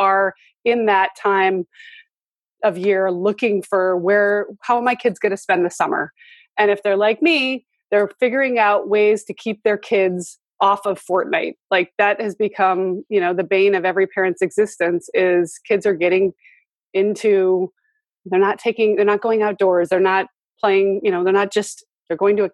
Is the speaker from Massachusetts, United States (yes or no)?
no; Montana, United States; I grew up in Montana where we were in the middle of the woods